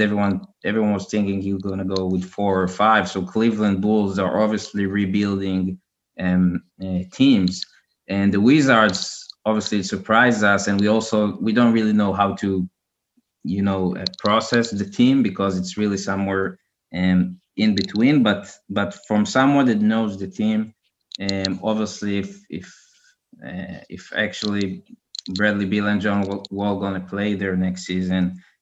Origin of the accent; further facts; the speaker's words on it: Israel; I'm from Israel